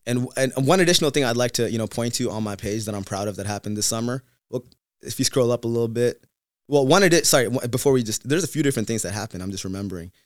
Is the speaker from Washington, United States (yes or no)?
yes; Seattle, Washington, United States; also born or lived in Tamil Nadu; growing up in Seattle without too many other Tamil people